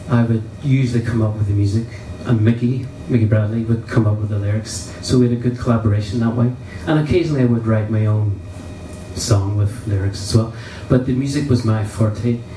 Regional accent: Ireland; So yes, it's, it's yes me just saying I'm Irish. I'm proud of it.

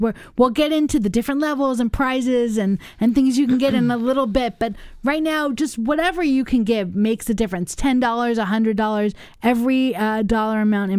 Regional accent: United States; also born or lived in New York; now in Madison, United States; I grew up in Los Angeles and in New York

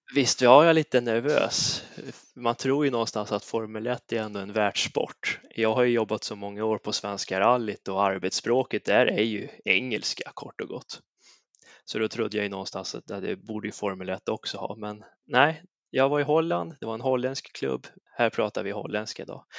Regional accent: Säffle, Värmland, Sweden; där jag kommer ifrån, Säffle, hemmaföreningen Säffle Motorklubb

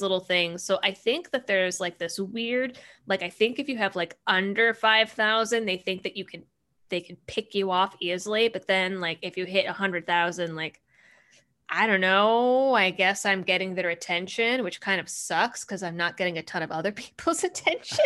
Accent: Massachusetts, United States; growing up in Massachusetts, I was, I was a, I was a hardcore leftist.

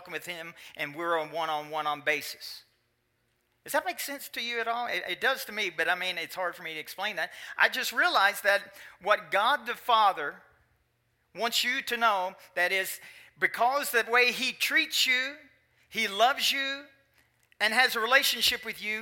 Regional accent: Kentucky, United States; moved away; In Kentucky, my home state

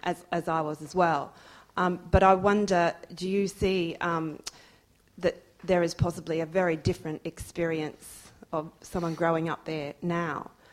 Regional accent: Perth, Western Australia, Australia; now in United Kingdom; I did grow up in Perth

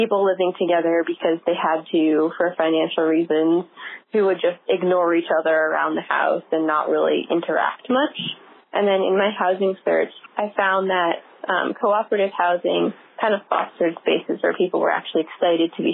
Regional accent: Ann Arbor, Michigan, United States; my hometown of Ann Arbor, Michigan

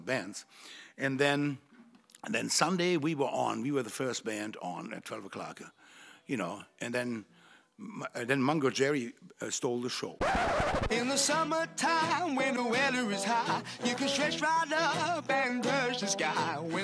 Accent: Germany; born or raised there; moved away as an adult; now in United States

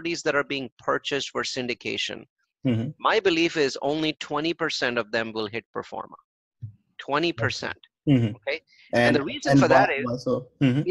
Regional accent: India; I'm an Indian

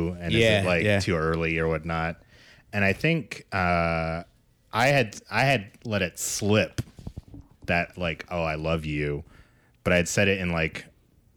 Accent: Kentucky, United States; I grew up in Kentucky

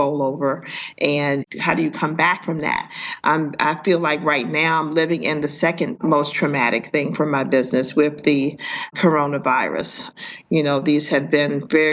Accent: Washington, District of Columbia, United States; moved away as an adult; now in Brooklyn, United States; I'm from Washington, D.C.

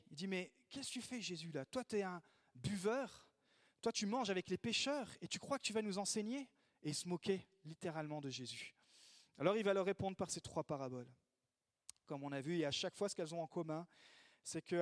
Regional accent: France; also born or lived in Italy; Moi, je suis pas né dans l'Église parce que je suis né en Italie, mais je suis arrivé en France des parents missionnaires. Donc, euh, dès l'âge de de deux ans, j'étais dans toutes les r

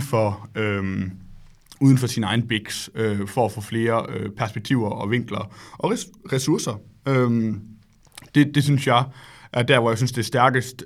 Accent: Solbjerg, Central Denmark Region, Denmark; moved away as an adult; also born or lived in Silicon Valley, California; jeg kommer oprindeligt fra Solbjerg, lidt uden for Aarhus

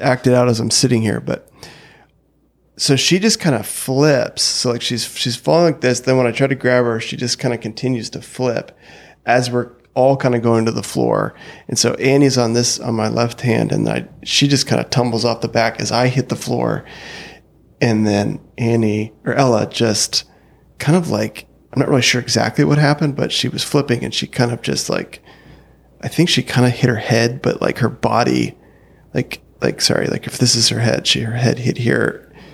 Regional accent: North Dakota, United States; growing up in North Dakota

